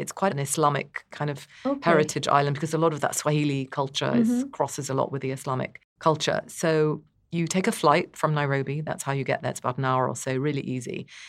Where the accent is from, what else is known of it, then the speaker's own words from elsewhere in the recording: North India, India; I'm very partial to South India, even though I'm North Indian myself.